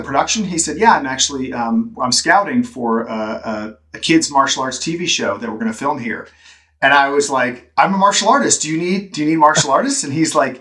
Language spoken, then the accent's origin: English; Central Florida, United States; also born or lived in Orlando, Florida; as a kid, I grew up in Central Florida